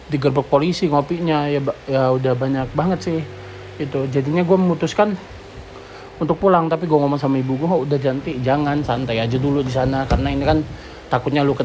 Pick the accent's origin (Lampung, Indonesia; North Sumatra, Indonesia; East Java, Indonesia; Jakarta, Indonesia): Lampung, Indonesia; gue ada asli dari Lampung jadinya gue harus pulang ke Lampung